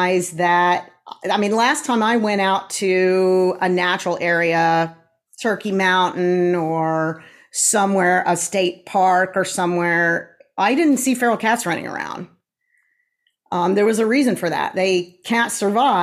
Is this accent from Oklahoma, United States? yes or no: yes; Tulsa, Oklahoma, United States; I am a Tulsan as well. I was born in Tulsa, moved away for a little while, and then have been here again since 1988.